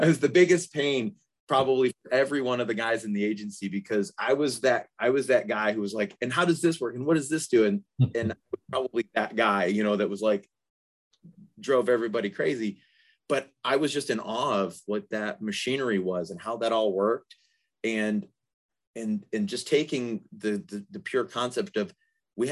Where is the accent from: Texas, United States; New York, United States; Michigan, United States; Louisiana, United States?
Michigan, United States; Detroit; moved away as an adult; now in Atlanta, United States; growing up in the Detroit area